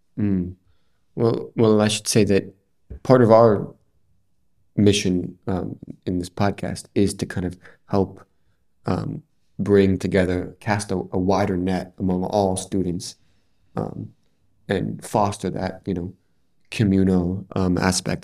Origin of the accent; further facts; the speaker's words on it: New York, United States; now in Edinburgh, United Kingdom; I'm from New York and we also have a lot of twenty four seven food options